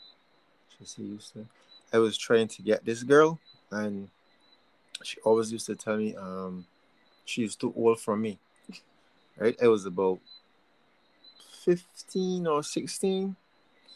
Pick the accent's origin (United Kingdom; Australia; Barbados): Barbados; accent: Bajan; I'm from Barbados.